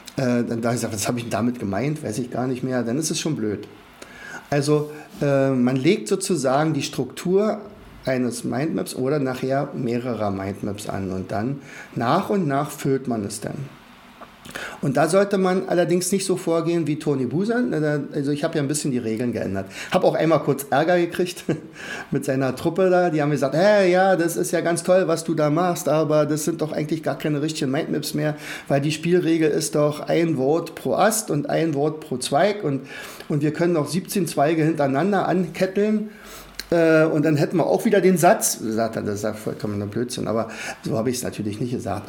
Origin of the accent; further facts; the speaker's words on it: Rauen, Brandenburg, Germany; ich komme aus Brandenburg, also dort speziell aus Rauen, das ist in der Nähe von Fürstenwalde